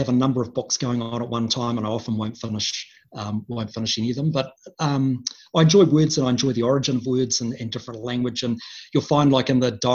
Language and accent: English; Wellington, New Zealand; moved away; my first 10 years of my life were, I grew up in Wellington